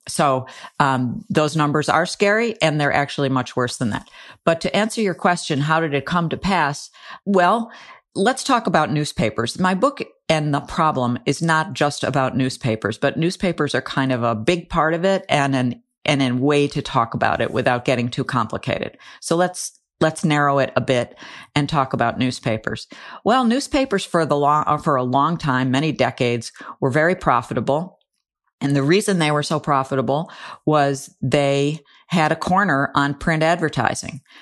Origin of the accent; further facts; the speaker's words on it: Buffalo, New York, United States; when I grew up in the Buffalo area, my mom and dad subscribed to the Buffalo Evening News